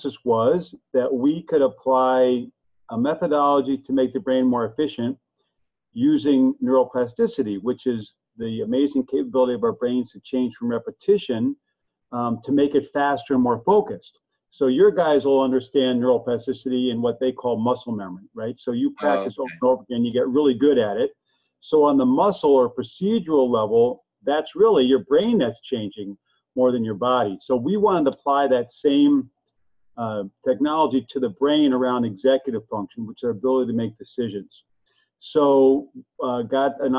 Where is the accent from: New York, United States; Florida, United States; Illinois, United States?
Illinois, United States; Evanston; I'm actually just outside of Chicago in a town called Evanston